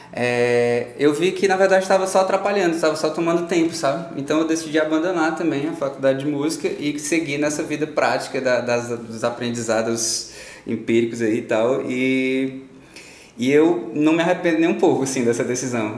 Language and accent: Portuguese; Ceará, Brazil; born or raised there; also born or lived in Parnaíba, Piauí